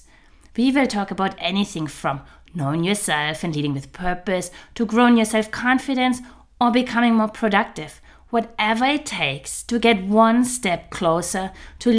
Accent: Germany; now in Switzerland; Like myself, you're German living in Switzerland

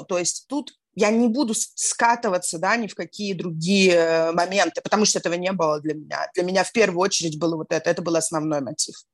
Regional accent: Saint Petersburg, Russia; moved away as an adult; now in Antalya, Turkey; Я из Петербурга, я родилась и выросла в Петербурге

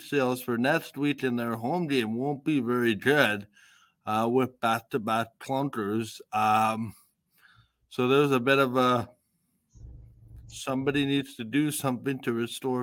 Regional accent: Canada; as a Canadian

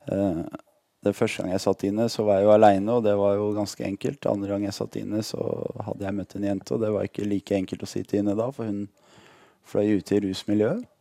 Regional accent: Lørenskog, Akershus, Norway; also born or lived in Ålesund; Jeg er født i Ålesund faktisk. Man kan ikke høre det på dialekta lenger, men jeg er født i Ålesund. Vi bodde der til jeg var seks år gammel, og så flytta vi til Lørenskog utafor Oslo.

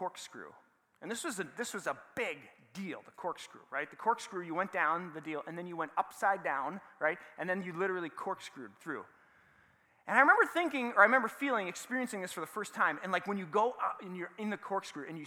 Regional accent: Saint Paul, Minnesota, United States; I grew up in the Midway, and I went to a school called Central Lutheran

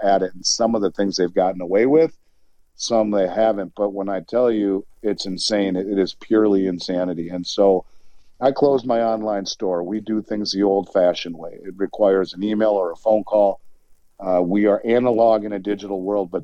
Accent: Minnesota, United States; my home state of Minnesota

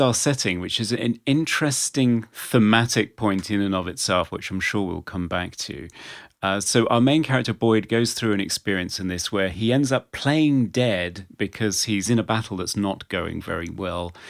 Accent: England, United Kingdom; as an English person

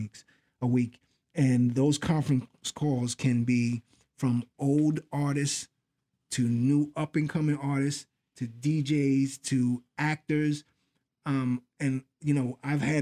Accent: New York City, New York, United States; I grew up in the Bronx, and a lot of the people early on were people that I knew, people that lived in my building

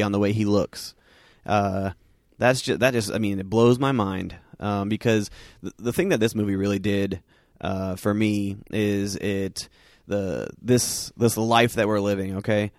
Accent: Southern California, United States; growing up in Southern California

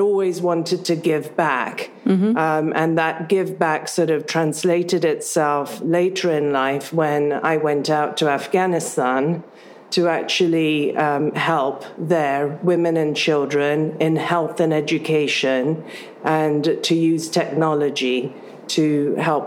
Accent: United Kingdom; born or raised there; also born or lived in Africa

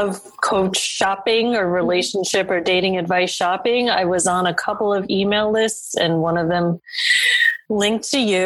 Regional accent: New York, United States; I'm being from New York myself

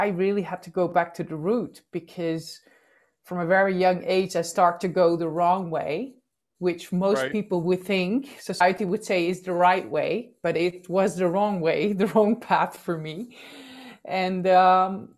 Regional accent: Netherlands; I am born and raised in the Netherlands

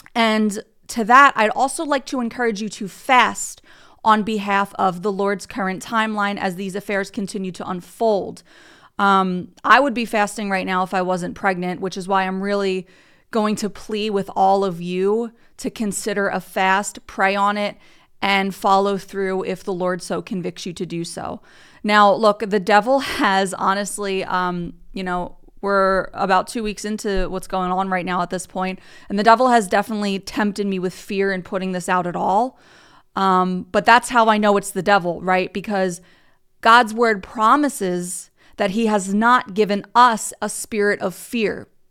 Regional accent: United States; I'm from America

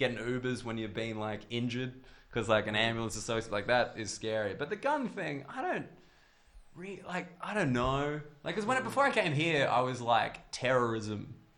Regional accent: Australia; moved away as an adult; now in United Kingdom; I'm Australian

